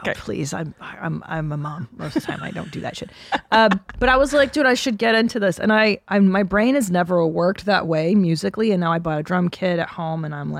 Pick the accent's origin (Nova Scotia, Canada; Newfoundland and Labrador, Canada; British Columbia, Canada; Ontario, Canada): Ontario, Canada; Windsor; I'm from Sweet Windsor.